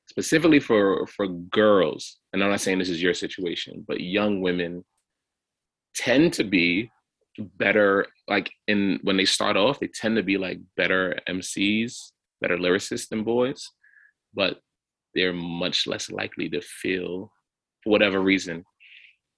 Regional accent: New York City, New York, United States; I'm from Flatbush, Brooklyn, and there's a lot of Haitians here.

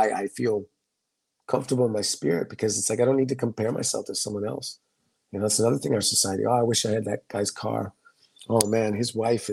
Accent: United States; growing up in the United States

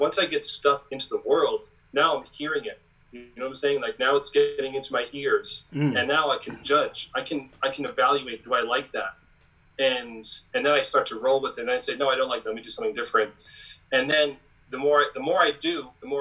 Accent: Long Island, New York, United States; growing up in Strong Island

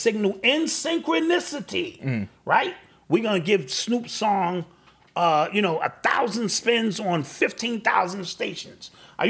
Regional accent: New York, United States; I'm from New York, nigga.

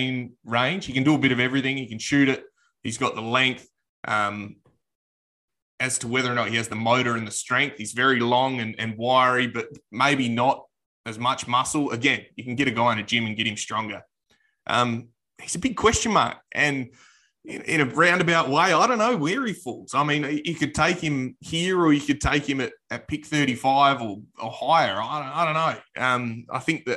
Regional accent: Perth, Western Australia, Australia; obviously being Australian, I was a member of the Wildcats this year, so went to all of their games, and that's my local Perth team

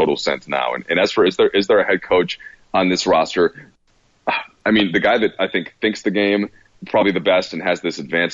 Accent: Minnesota, United States; moved away; also born or lived in Chicago; I'm from Minnesota

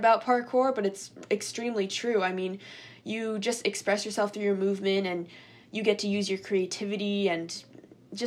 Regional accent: New York, United States; also born or lived in Japan; I moved to the US, and I've been living in New York State for basically my whole life.

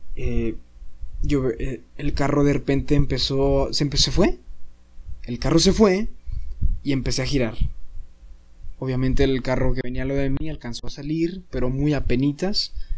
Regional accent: Saltillo, Coahuila, Mexico; moved away as an adult; now in Monterrey, Mexico; yo soy foráneo, soy de Saltillo y ahorita pues vivo aquí en Monterrey

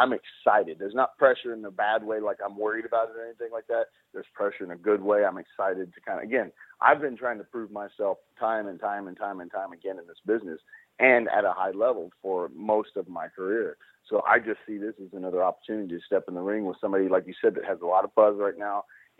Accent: Dallas, Texas, United States; the fact that it's in Dallas, Texas, my hometown, I mean, American Airlines Center is like 20 minutes from my house.

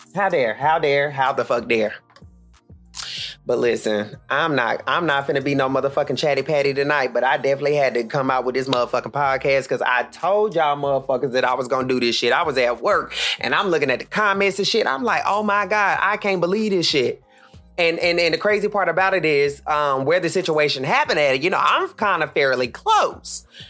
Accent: Charlotte, North Carolina, United States; I am from Charlotte

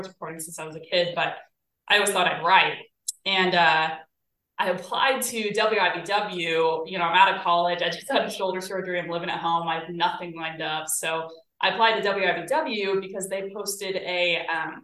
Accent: Lenexa, Kansas, United States; also born or lived in Wyoming; I went to Shawnee Mission West, so I'm from Lenexa specifically, went to high school in Overland Park

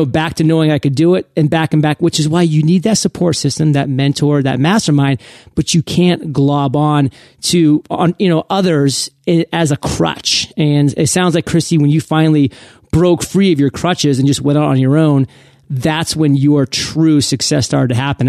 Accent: Maine, United States; I mean, I love Maine. I'm from Maine. I had finally moved back to Maine after being gone for 13 years post high school.

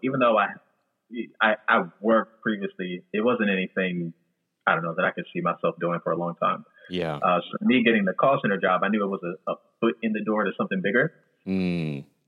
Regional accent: New Jersey, United States; also born or lived in Florida; I'm originally from South Jersey

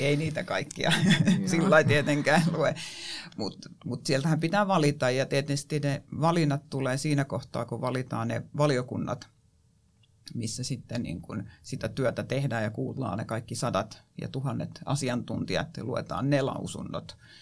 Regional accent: Kotka, Kymenlaakso, Finland; se on mun kotikaupunki ja itse asiassa mun syntymäpaikkana lukee Karhula

